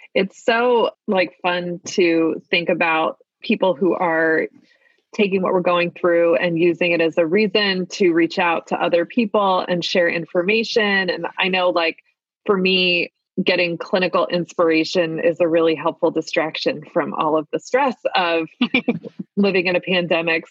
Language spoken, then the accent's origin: English; Maryland, United States; accent: Maryland (Baltimore); my Maryland accent